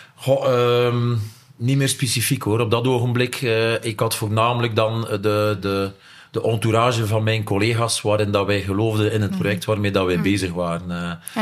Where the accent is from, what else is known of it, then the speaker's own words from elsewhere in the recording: Nieuwpoort, Flanders, Belgium; ik ben van Niepoort afkomstig